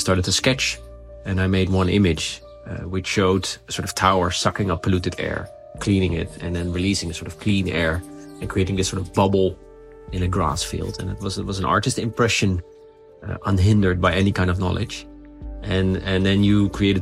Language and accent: English; Netherlands; I'm from the Netherlands, eh? So we live under sea level